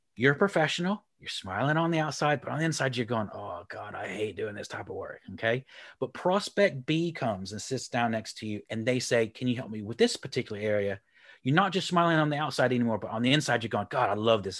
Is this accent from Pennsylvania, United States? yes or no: no; Houston, Texas, United States; moved away as an adult; also born or lived in Republic of Ireland; now in Leeds, United Kingdom; I'm from Houston, Texas, and, um, moved to the Republic of Ireland about fifteen years ago, and then nine years ago, uh, nineteen years ago, moved up to the north of England up here near Leeds